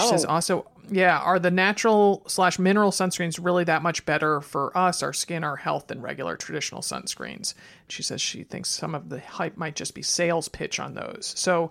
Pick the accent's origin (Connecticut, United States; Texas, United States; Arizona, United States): Connecticut, United States; Stamford; now in West Coast, United States; I grew up in Stamford, Connecticut. I live on the West Coast for a reason.